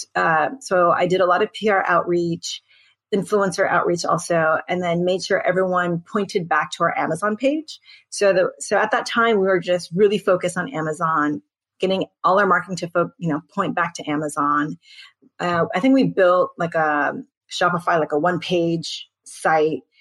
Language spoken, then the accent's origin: English; United States; I'm Korean American